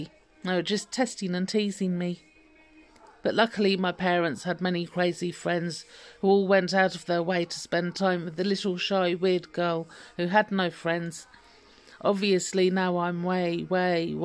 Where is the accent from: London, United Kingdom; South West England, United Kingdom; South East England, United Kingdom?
London, United Kingdom; I was born in 1972 in North London in the UK to a rather eccentric pair of extremists and with a lovely, cool big sister